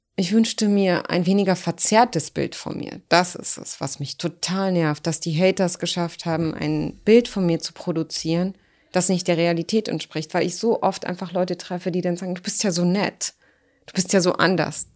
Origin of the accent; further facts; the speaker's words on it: Berlin, Germany; German is a second language; in der Lehrterstraße, wo ich groß geworden bin